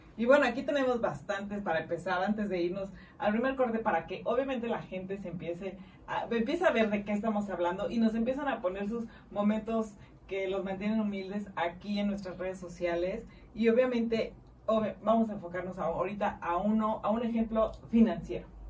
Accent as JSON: {"language": "Spanish", "country": "Mexico", "said": "como buen mexicano"}